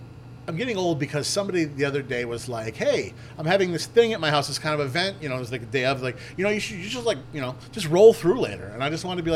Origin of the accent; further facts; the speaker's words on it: Yarmouth, Maine, United States; also born or lived in Portland, Maine; I'm from Yarmouth